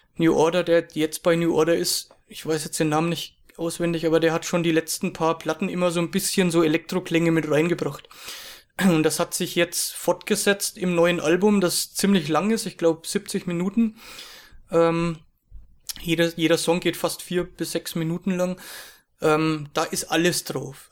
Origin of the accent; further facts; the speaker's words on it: Germany; ich bin aus Deutschland